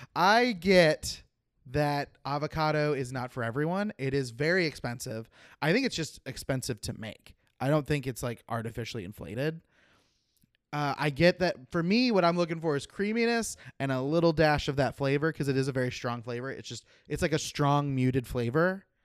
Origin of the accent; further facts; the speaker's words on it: Oklahoma, United States; moved away; I grew up in Oklahoma where the chiropractors are everywhere